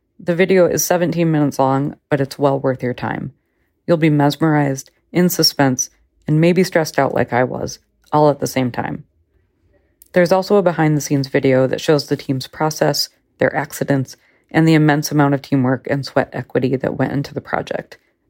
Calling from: Minneapolis, Minnesota, United States; from Minneapolis, Minnesota

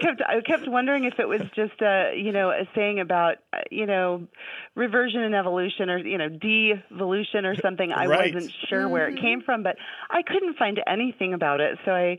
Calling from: Anchorage, Alaska, United States; I'm calling from Anchorage, Alaska, and I am so happy to be talking to you guys.

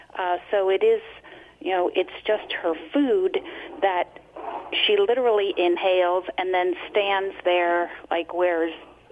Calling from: Reading, Pennsylvania, United States; Reading, Pennsylvania, listening to WEEU.

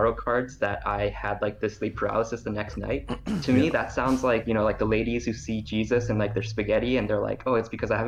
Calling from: Montreal, Quebec, Canada; I'm calling from Montreal.

